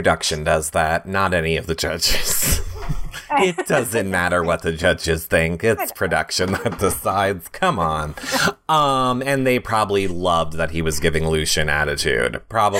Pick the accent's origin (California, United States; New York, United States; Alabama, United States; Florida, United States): New York, United States; Like, I'm from New York.